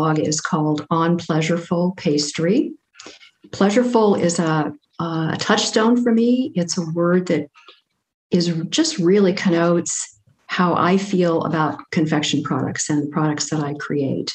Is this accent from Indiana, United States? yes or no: no; Cincinnati, Ohio, United States; when I was a teenager growing up in Cincinnati, Ohio